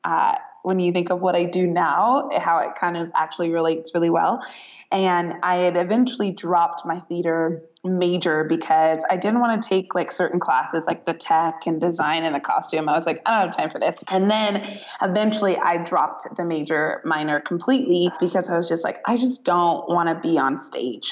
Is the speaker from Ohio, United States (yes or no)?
no; Northern California, United States; moved away as an adult; now in Southern California, United States; I am born and raised in Northern California